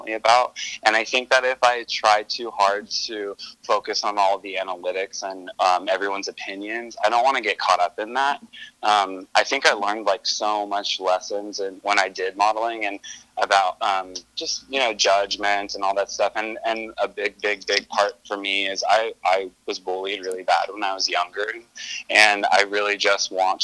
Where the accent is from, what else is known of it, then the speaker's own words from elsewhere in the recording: Stockton, California, United States; I grew up in Northern California in Stockton.